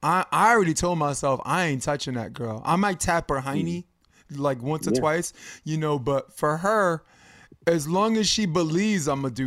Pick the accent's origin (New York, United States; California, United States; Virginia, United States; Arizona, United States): New York, United States; Brooklyn; In Brooklyn, I grew up in Brooklyn, we call it a switch.